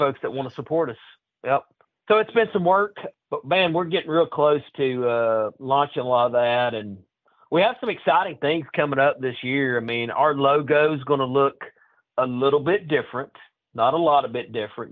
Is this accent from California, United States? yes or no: no; Lauderdale County, North Alabama, United States; I grew up North Alabama in Lauderdale County, northwest corner